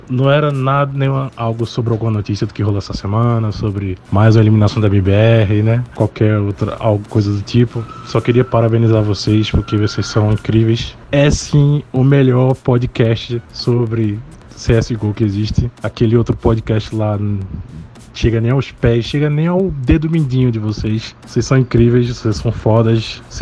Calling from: Recife, Pernambuco, Brazil; eu sou aqui de Recife

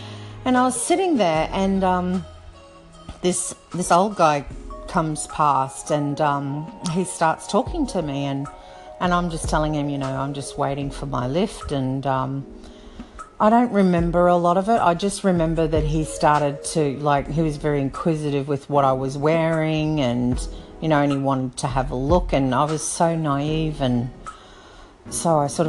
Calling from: Brisbane, Queensland, Australia; I'm calling from Brisbane Down Under.

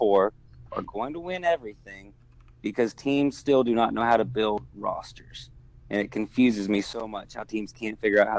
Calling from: Alabama, United States

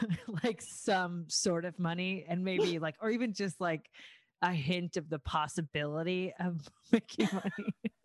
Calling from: Los Angeles, California, United States; No, I'm joining you from Lincoln Heights, but it's awesome.

